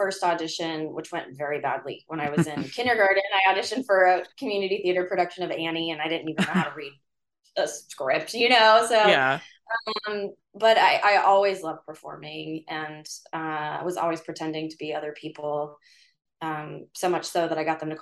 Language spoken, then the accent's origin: English; Northern Kentucky, United States; now in Los Angeles, United States; I grew up in Northern Kentucky, right by that tri-state Cincinnati, Indiana area